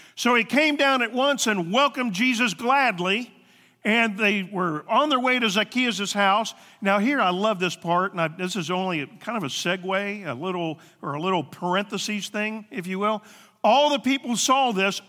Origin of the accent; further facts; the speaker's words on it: the Bible Belt, the South, United States; now in Ohio, United States; We come from the South, the Bible Belt